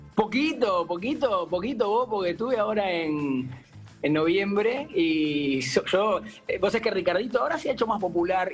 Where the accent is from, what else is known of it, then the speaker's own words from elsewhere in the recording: Uruguay; now in Buenos Aires, Argentina; yo soy un uruguayo medio no arrepentido jamás